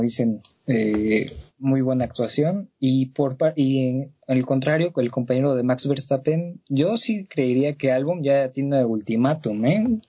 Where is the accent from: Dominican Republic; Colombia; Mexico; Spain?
Mexico; como mexicano